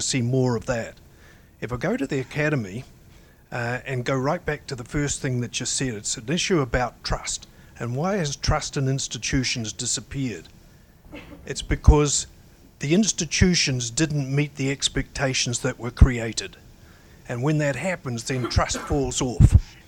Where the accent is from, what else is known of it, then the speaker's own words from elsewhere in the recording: New Zealand; moved away as an adult; now in United States; I was a child of the Second World War. And I've been in the United States for 22 years. I grew up in New Zealand.